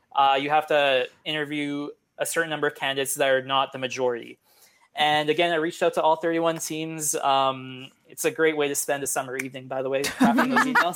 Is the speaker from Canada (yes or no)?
yes; Edmonton, Alberta, Canada; now in Montreal, Canada; I grew up in, in Edmonton